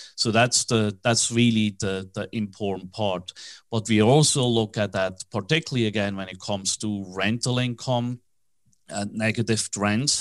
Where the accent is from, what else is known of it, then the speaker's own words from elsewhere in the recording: Switzerland; accent: Swiss; English is a second language; moved away as an adult; also born or lived in New York / Tokyo / Hong Kong; now in Dallas, United States; that strange accent, even though I'm in, based in Dallas, is from Switzerland. I was born in Switzerland